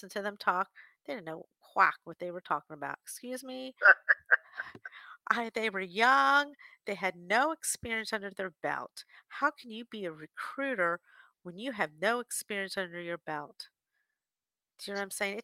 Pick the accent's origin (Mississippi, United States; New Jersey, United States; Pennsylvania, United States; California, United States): New Jersey, United States; also born or lived in Washington, D.C.; I'm from back from Jersey area, a family in Washington, D.C.